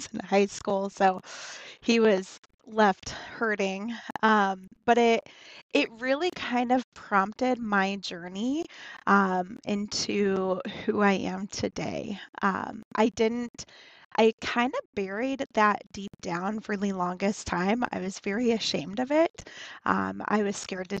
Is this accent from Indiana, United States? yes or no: yes; Northern Indiana, United States; I was born and raised in Northern Indiana